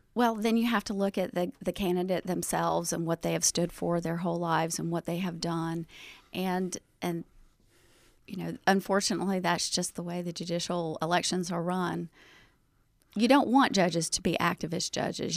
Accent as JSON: {"language": "English", "town": "Chamblee", "region": "Georgia", "country": "United States", "tie": "born or raised there", "moved": "as an adult", "lives_now": "Athens, United States", "said": "I'm from DeKalb County. I grew up, um, at the time it was called Chambly"}